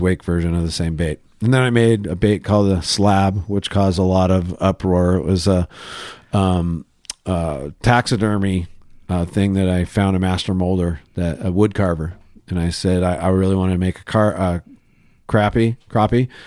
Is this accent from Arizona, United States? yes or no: no; Laguna Niguel, California, United States; I grew up in Laguna Niguel, and then we moved to Laguna Hills